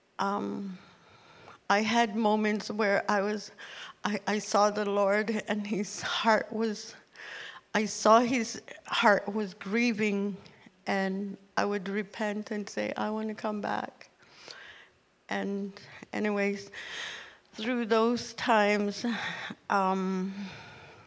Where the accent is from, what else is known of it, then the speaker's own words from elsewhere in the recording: Nunavut, Canada; also born or lived in Ottawa; now in Thunder Bay, Canada; I was born and raised in Nunavut